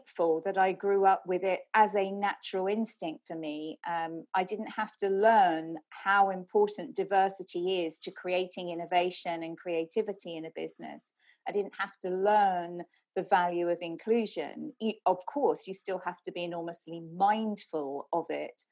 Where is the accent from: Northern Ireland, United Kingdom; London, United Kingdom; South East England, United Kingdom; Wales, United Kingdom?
London, United Kingdom; I was born in Brixton in south of London